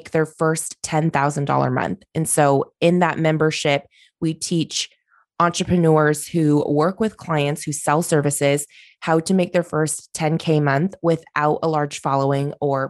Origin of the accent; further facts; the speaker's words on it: Oregon, United States; I'm from Oregon. I grew up here. I own my business here.